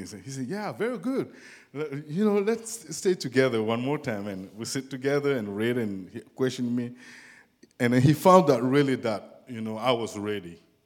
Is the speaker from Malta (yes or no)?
no; Burkina Faso; English is a second language; moved away; I came from West Africa, and in a country called Burkina Faso.